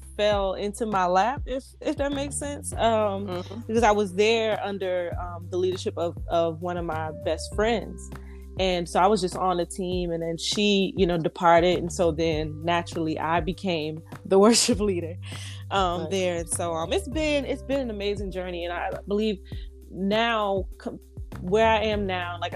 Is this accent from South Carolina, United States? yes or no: yes; Georgetown, South Carolina, United States; moved away as an adult; now in Charlotte, United States; upon leaving my hometown of Georgetown, South Carolina, I moved to Charlotte